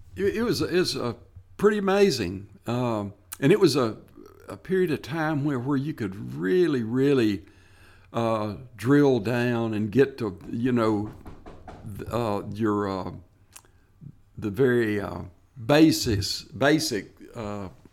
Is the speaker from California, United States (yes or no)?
no; Tennessee, United States; stay in my home state and work for state parks